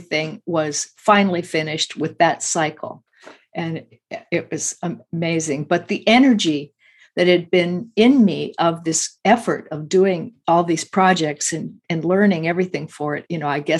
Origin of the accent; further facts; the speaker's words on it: Midwest, United States; I grew up in the Midwest a lot